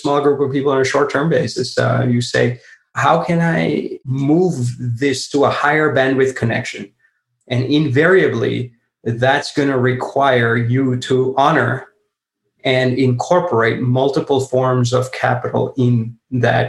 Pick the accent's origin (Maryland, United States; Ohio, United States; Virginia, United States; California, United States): California, United States; Silicon Valley; I live in the Silicon Valley, you know, I grew up in the Silicon Valley